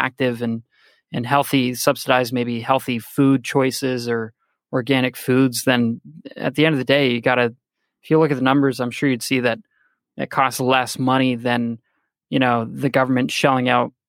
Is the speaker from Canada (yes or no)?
yes; Canada; I'm Canadian. I come from a background as a universal healthcare system.